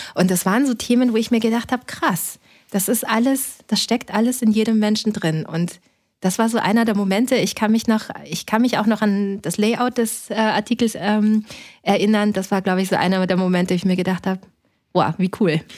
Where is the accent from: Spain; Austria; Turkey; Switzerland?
Austria; Linz, Upper Austria; now in Berlin, Germany; Ich bin in Österreich schon geboren